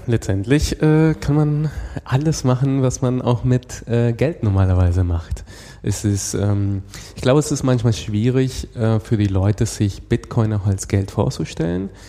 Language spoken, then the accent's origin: German; Venezuela; moved away; ich komme, wie gesagt, aus Venezuela